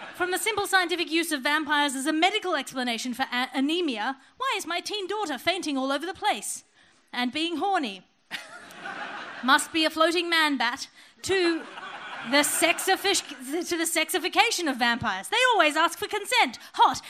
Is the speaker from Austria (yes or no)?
no; Australia; my being Australian